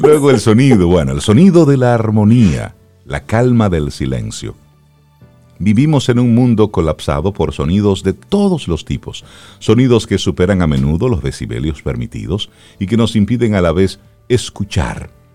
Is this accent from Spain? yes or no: no; Cibao, Dominican Republic; soy del Cibao. En mi casa eh, hay una mata de aguacate.